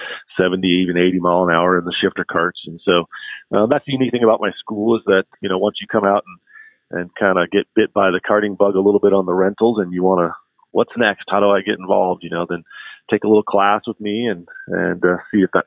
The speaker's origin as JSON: {"language": "English", "town": "St. Louis", "region": "Missouri", "country": "United States", "tie": "born or raised there", "said": "I grew up in the Midwest from St. Louis originally"}